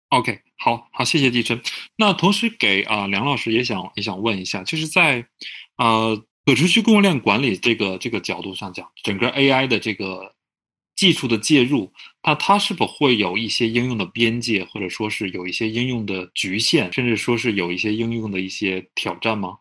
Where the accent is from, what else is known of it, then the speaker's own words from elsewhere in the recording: Tianjin, China; 在我的家乡天津